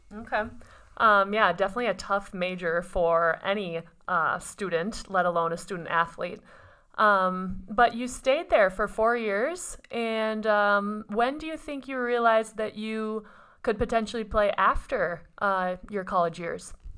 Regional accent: Minnesota, United States; I'm from Minnesota

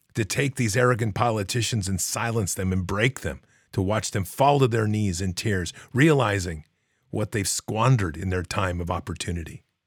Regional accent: United States; I'm an American

